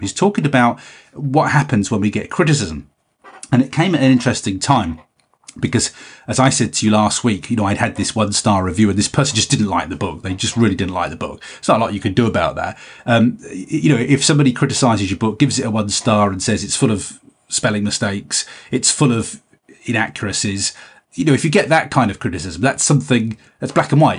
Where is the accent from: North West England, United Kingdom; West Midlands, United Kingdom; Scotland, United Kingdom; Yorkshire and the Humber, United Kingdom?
North West England, United Kingdom; Cumbria; we're all from Cumbria.